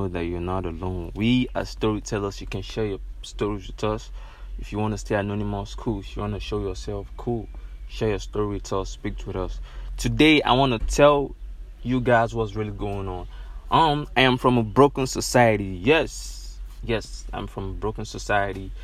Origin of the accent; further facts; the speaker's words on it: Nigeria; When I check where I come from, I'm from Nigeria